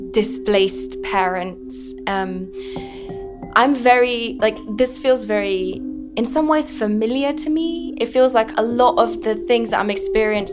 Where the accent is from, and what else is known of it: London, United Kingdom; born or raised there; English is a second language; also born or lived in Afghanistan